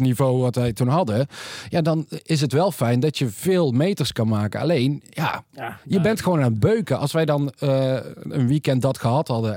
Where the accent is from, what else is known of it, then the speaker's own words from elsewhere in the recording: North Brabant, Netherlands; wij komen uit Brabant